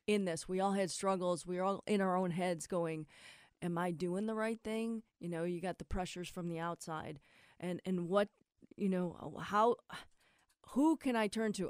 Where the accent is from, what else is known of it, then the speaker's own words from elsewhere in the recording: Akron, Ohio, United States; We're just kids from Akron.